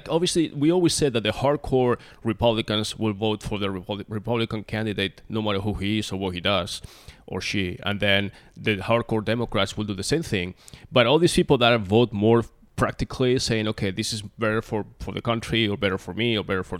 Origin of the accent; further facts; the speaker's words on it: Spain; I'm originally from Spain. I don't know if I'm Latino or not